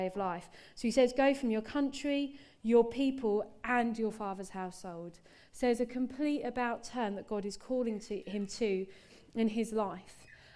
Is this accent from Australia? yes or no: no; England, United Kingdom; me as an English person